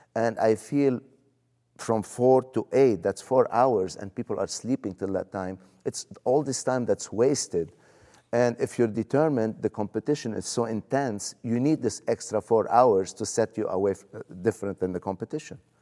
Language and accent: English; Lebanon; moved away as an adult; now in United States; where are you from?" I said, "Lebanon."